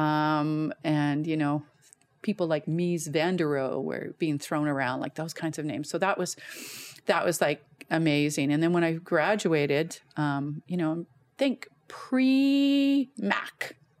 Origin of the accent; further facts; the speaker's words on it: Guelph, Ontario, Canada; now in Calgary, Canada; born and raised in Guelph, Ontario.